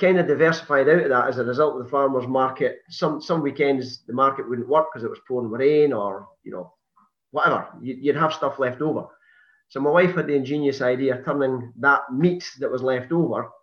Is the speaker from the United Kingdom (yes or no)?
yes; Perth, Scotland, United Kingdom; I was born in Lethem in Perth. I was actually born in Perth Royal Infirmary. And I was brought up in a housing estate in Perth